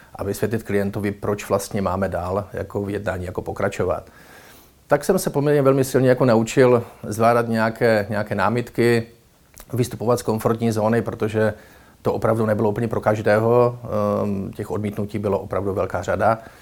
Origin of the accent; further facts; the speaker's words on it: Ostrava region, Moravian-Silesian Region, Czechia; jsem z Ostravska